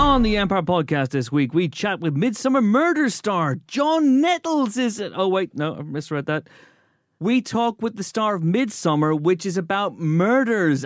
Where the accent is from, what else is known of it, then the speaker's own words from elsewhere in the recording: Northern Ireland, United Kingdom; moved away; we're Northern Irish